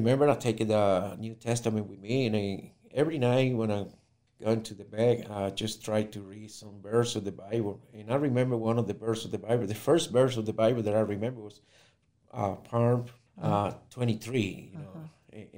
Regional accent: Ponce, Puerto Rico; I'm from Puerto Rico, growing in the city of Ponce

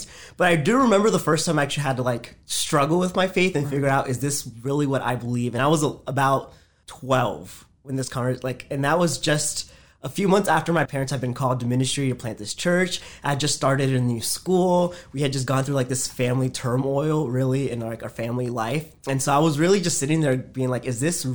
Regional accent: Woodbridge, Virginia, United States; also born or lived in Fairfax, Virginia / Fredericksburg, Virginia; I was born in Fairfax, Virginia, so just northern Virginia. Both of my parents are from Honduras, and so I'm a first generation Honduran American. So we grew up there. I spent most of my childhood in the Woodbridge area

